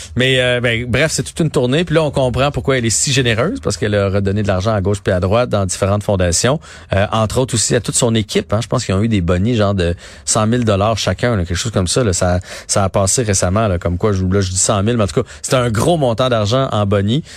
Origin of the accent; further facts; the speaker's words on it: Nicolet, Quebec, Canada; c'est mon coin de pays là. moi je suis né à Nicolet